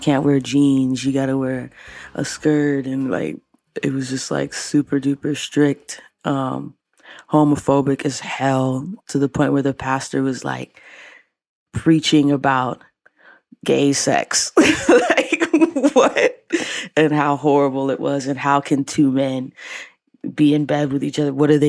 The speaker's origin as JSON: {"language": "English", "town": "Tacoma", "region": "Washington", "country": "United States", "tie": "born or raised there", "moved": "yes", "lives_now": "Seattle, United States", "said": "I grew up in Baptist Church and Church of God in Christ. My church in Tacoma was very special to me."}